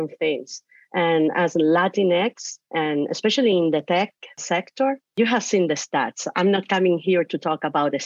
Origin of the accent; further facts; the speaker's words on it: Canary Islands, Spain; English is a second language; now in San Francisco Bay Area, United States; I was born and raised in the Canary Islands, Spain, in front of the Western Sahara coast. And I am an immigrant.